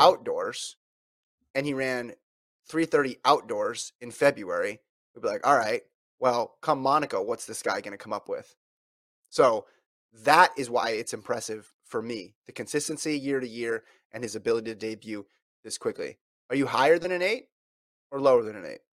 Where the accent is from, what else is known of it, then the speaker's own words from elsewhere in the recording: Woodland, California, United States; I was born in Woodland